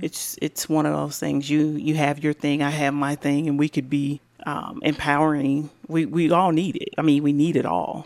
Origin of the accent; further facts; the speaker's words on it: Decatur, Illinois, United States; now in Bloomington, United States; born and raised in Decatur, Illinois